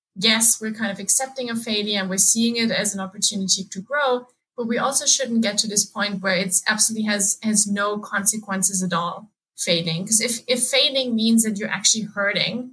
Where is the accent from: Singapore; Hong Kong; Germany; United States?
Germany; moved away as an adult; also born or lived in England; so I grew up in Germany. That's why I spent all of my teenage years and like before I moved to England